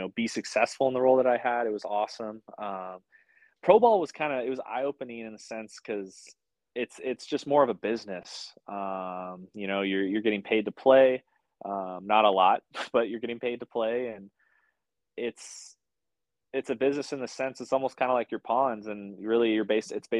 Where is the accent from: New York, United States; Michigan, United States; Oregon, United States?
Oregon, United States; Sherwood; born or raised there